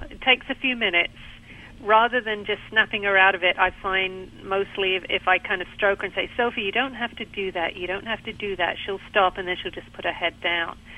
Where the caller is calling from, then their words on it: Pinehurst, North Carolina, United States; I'm calling from uh, Pinehurst in North Carolina.